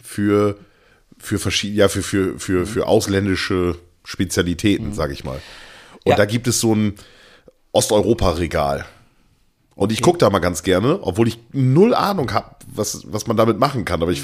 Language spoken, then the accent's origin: German; East Frisia, Lower Saxony, Germany; bei uns hier in Ostfriesland